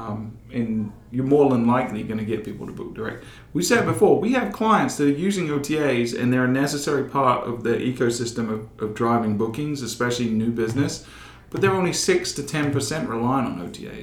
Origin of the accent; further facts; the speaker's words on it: England, United Kingdom; now in United States; growing up in England